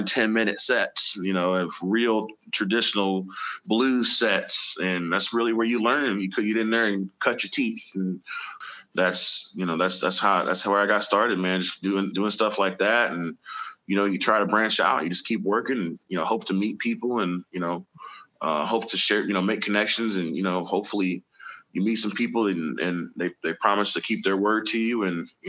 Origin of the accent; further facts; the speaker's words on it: Indianapolis, Indiana, United States; I'm from Indianapolis, man. So I got started playing the Slippery Noodle